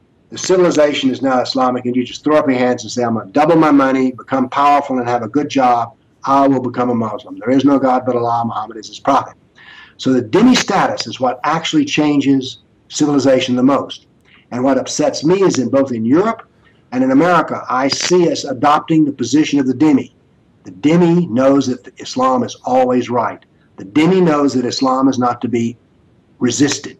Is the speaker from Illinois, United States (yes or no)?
no; Nashville, Tennessee, United States; I come from the Nashville, Tennessee is called the buckle on the Bible belt.